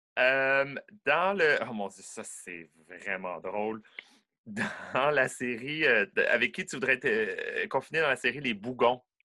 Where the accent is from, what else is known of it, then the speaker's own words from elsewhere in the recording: Quebec City, Quebec, Canada; je suis né à Québec, à Beauport, en banlieue de Québec